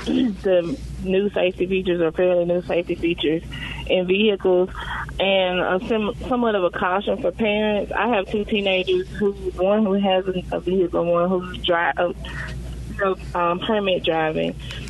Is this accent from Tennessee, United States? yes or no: yes; Tennessee, United States; my husband and I were driving like 1970, 80 cars in the 90s when we were growing up in Tennessee.